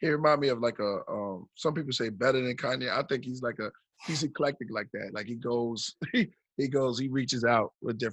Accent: New York, United States; moved away; I'm from New York

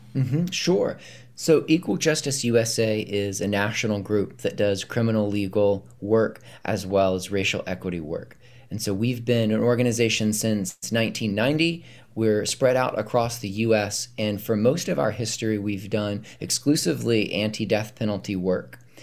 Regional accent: North Carolina, United States; moved away as an adult; now in Charlottesville, United States; we grew up in North Carolina

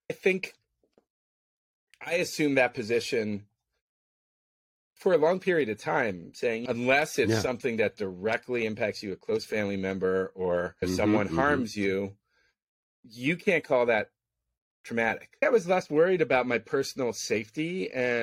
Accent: San Francisco, California, United States; I was born and raised in San Francisco

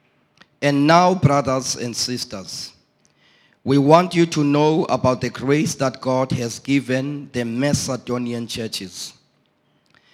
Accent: East London, Eastern Cape, South Africa; Originally, I'm from East London

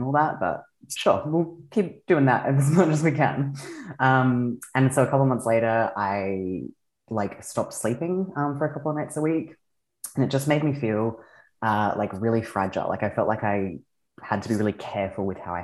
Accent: Australia; I am from Australia. I am an aerialist.

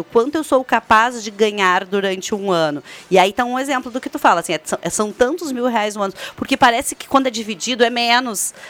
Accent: Brazil; a gente, enquanto brasileiros

